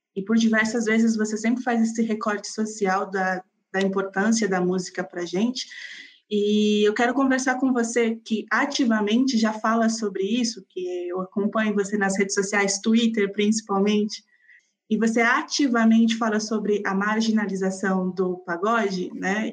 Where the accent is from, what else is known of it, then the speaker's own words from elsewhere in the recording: Santo André, São Paulo, Brazil; also born or lived in Vila Matilde, São Paulo / São Bernardo do Campo; eu sou da BC, eu nasci em São Bernardo e cresci uma outra parte minha no, em Santo André